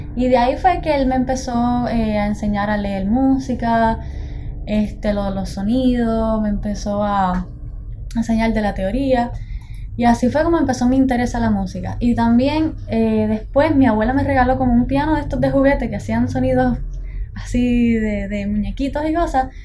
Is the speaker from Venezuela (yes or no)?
no; Juncos, Puerto Rico; moved away as an adult; now in Boston, United States; soy de Juncos, Puerto Rico